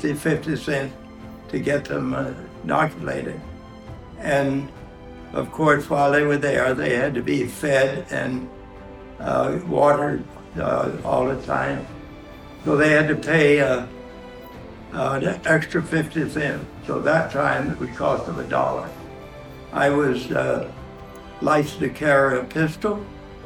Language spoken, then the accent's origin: English; Clanton, Alabama, United States; now in Seven Lakes, United States; I'm from Alabama. I was born near Clanton, Alabama, which is the county seat of Chilton County